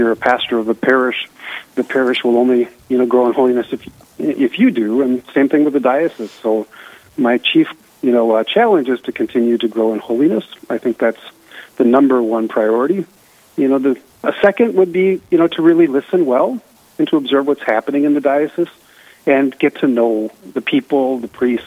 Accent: Eveleth, Minnesota, United States; my hometown of Eveleth

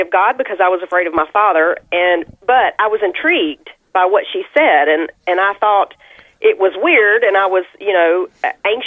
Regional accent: Southern United States, United States; I live east of Nashville, about 45 miles. And so I'm a Southern girl

